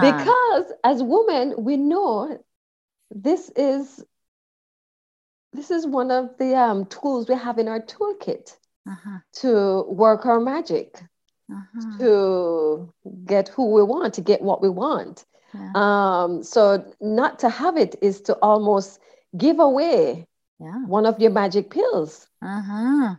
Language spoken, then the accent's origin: English; Jamaica; moved away as an adult; also born or lived in Kingston, Jamaica; I was born and raised in Jamaica. I left Jamaica at the good age of 38